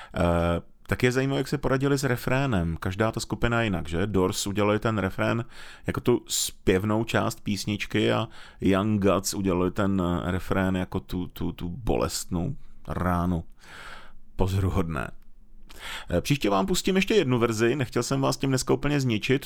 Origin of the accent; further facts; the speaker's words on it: Moravia, Czechia; u nás na Moravě